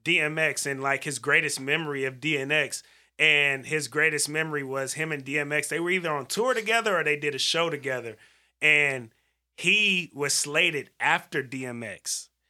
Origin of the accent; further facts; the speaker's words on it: Vallejo, California, United States; we from Valero.